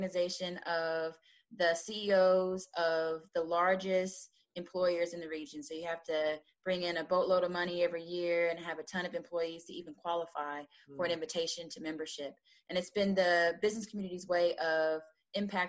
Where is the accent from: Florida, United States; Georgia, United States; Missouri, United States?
Missouri, United States; Kansas City; I am from Kansas City